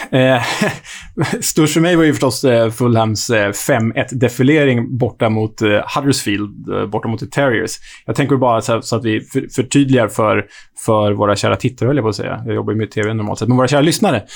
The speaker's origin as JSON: {"language": "Swedish", "country": "Sweden", "said": "Men som svensk känner jag mig inte så olycklig över det ändå."}